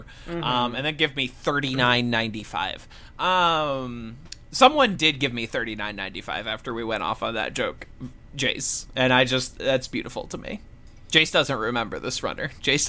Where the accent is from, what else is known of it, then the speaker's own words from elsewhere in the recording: Missouri, United States; now in Brooklyn, United States; I'm the new Midwestern man. We live in Brooklyn, but we are from Missouri.